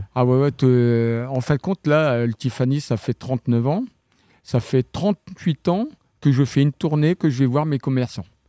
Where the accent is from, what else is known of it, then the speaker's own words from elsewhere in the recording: Saint-Martin-de-Landelles, Normandy, France; also born or lived in Saint-Hilaire-du-Harcouët / Vire; Je suis originaire de Saint-Martin-de-Landelle